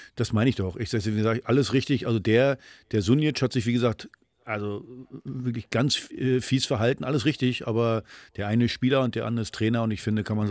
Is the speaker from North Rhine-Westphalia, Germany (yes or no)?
no; Rostock, Mecklenburg-Vorpommern, Germany; moved away; also born or lived in Frankfurt; meine alte Heimat in Rostock